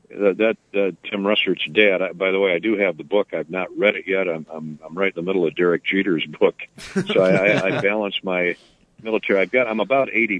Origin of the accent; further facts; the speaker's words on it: Cascade, Iowa, United States; growing up in Cascade, a little small town, Dubuque County